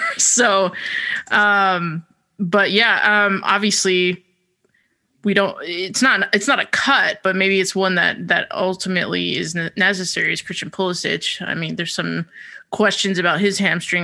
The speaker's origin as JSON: {"language": "English", "area": "the town next to Denville", "region": "New Jersey", "country": "United States", "tie": "born or raised there", "said": "the town over from my hometown."}